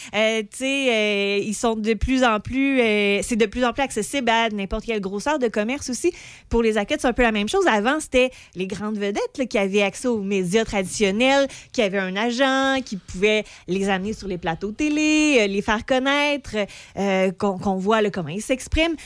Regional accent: Pont-Rouge, Quebec, Canada; je viens d'une petite place. Je viens de Pont-Rouge.

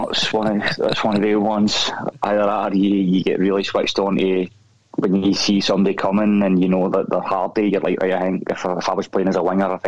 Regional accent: Wishaw, Scotland, United Kingdom; accent: West of Scotland; moved away as an adult; also born or lived in Glasgow / Dingwall; now in Vienna, Austria; I'm from Wishaw

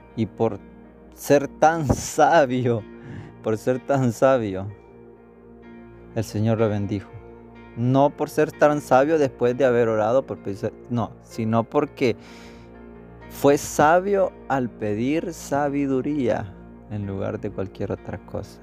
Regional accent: El Salvador; nosotros estamos a favor del aborto como salvadoreños

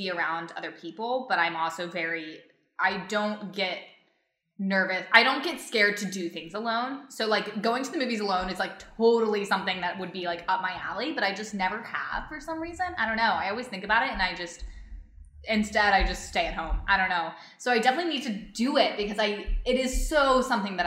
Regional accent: Chattanooga, Tennessee, United States; moved away; I'm from Chattanooga, Tennessee

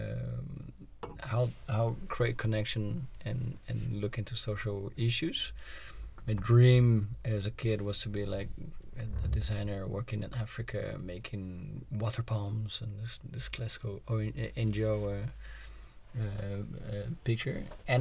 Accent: Brazil; now in Netherlands; I was born in Brazil. Coffee is really in the culture.

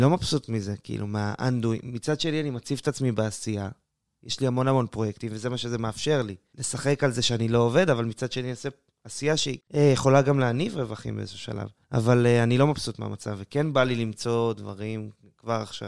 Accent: Matan, Central District, Israel; moved away as an adult; now in Beersheba, Israel; אני במקור מיישוב מתן בדרום השרון, שם גדלתי וחונכתי

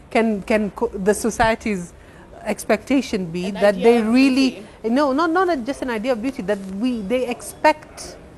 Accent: Kenya; we're Kenyan. Mm-hmm. I've lived here my entire life. I was born here.

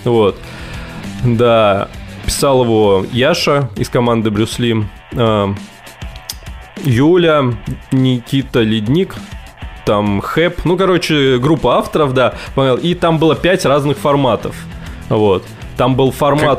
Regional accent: Tver, Tver Oblast, Russia; also born or lived in Zelenograd; я из Твери.

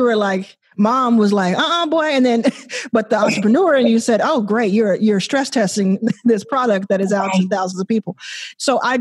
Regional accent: Dallas, Texas, United States; also born or lived in Jackson, Mississippi; I was raised in Dallas and born in Jackson, Mississippi

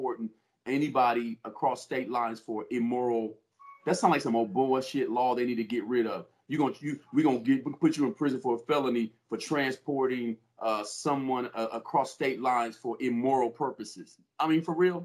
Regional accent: Chicago, Illinois, United States; also born or lived in Ohio; now in California, United States; I'm originally from Chicago

